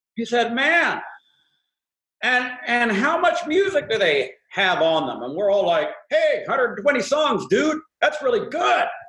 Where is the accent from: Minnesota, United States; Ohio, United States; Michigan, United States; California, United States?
California, United States; the Bay Area; I'm from the Bay Area